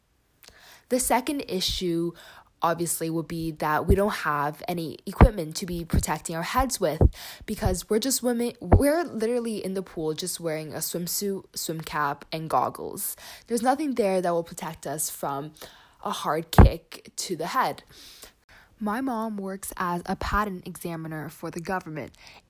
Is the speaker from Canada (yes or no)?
yes; Canada; I am a Canadian artistic swimmer